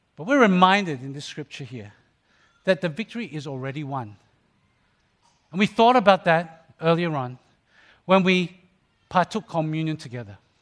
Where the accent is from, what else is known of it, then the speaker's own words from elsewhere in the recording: Australia; when I was a young person growing up in Australia